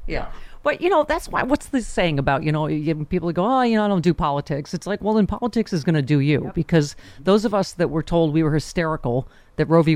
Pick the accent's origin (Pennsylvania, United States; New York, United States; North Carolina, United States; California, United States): New York, United States; Buffalo; my hometown of Buffalo